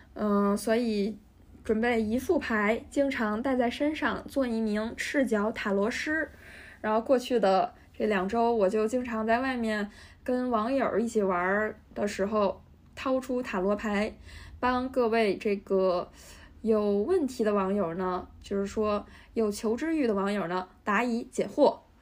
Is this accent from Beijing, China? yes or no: yes; Beijing, China; 我来自北京的远郊区的郊区